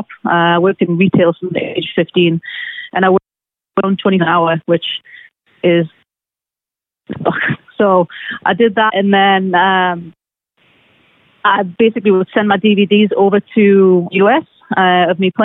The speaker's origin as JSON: {"language": "English", "town": "Newcastle upon Tyne", "region": "North East England", "country": "United Kingdom", "tie": "born or raised there", "moved": "yes", "said": "I grew up in Newcastle, England"}